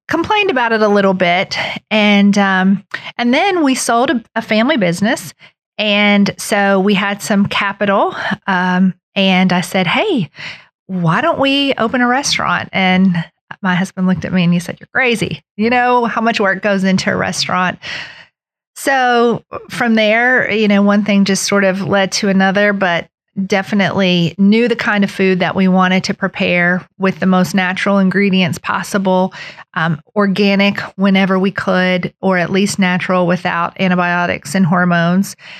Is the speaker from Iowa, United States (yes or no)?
no; Beckley, West Virginia, United States; also born or lived in Charleston, South Carolina; I grew up here in Beckley